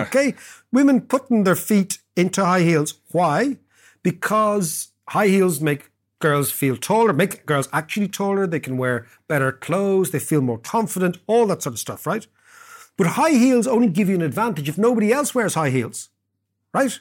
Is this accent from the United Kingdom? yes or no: no; Ireland; we in Ireland have a great elite overproduction system here called the Grind School